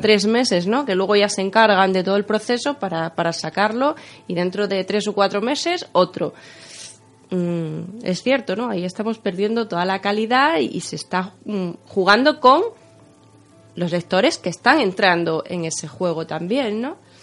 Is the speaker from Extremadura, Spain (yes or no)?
yes; Extremadura, Spain; como, extremeños